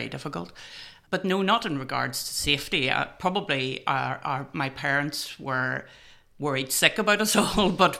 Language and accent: English; Enniskillen, Northern Ireland, United Kingdom; I was born in Enniskillen and I lived in a very rural part of County Fermanagh.